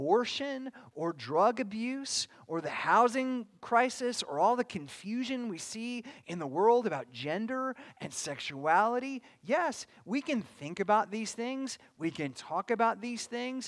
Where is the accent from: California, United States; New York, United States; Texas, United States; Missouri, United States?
California, United States; Bakersfield; moved away; I came from Bakersfield, California, which is a lot closer to the other place